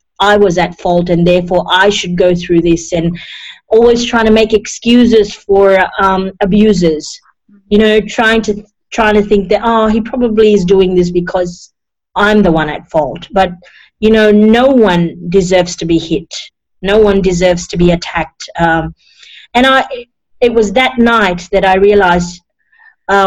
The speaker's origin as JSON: {"language": "English", "country": "Fiji", "tie": "born or raised there", "also_born_or_lived": "India / New Zealand / Sydney, Australia", "moved": "yes", "lives_now": "Australia", "said": "I was born in Fiji, a third generation Indian born in Fiji"}